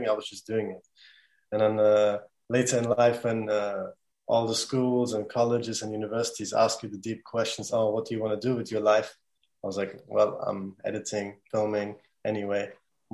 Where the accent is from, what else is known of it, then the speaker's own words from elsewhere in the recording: Germany; now in Bradford, United Kingdom; I'm from Bradford, but I was born and raised in Germany. I came here 2012 with my family